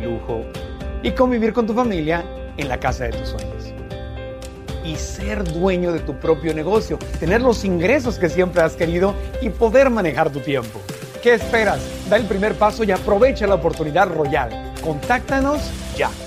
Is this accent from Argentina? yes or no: no; Tijuana, Baja California, Mexico; Yo que nací en Tijuana, frontera con San Diego